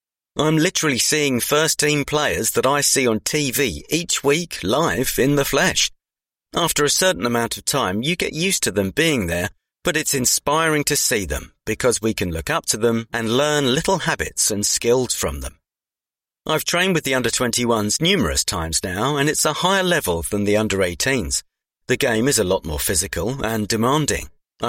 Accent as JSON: {"language": "English", "town": "Waltham Abbey", "region": "East of England", "country": "United Kingdom", "tie": "born or raised there", "said": "I grew up in the Waltham Abbey area near Enfield, and when I was younger, I'd constantly pester my dad to take me to the park to play football and practice."}